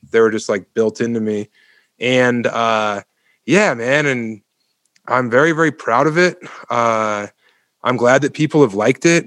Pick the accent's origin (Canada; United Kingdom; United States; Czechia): United States; Elizabeth, Colorado; also born or lived in Denver, Colorado / Ithaca, New York; I was born and raised on the eastern plains of Colorado in Elizabeth, Colorado